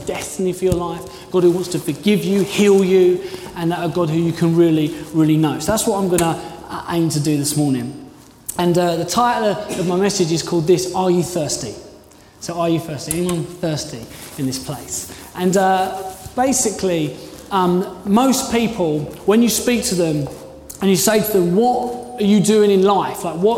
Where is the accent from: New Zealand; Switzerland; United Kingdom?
United Kingdom; London; now in Dorchester, United Kingdom; I came from London. I wanted to be in the big city.